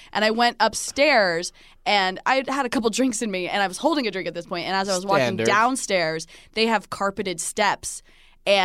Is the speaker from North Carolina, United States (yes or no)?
no; New Jersey, United States; I'm from Jersey. Come on.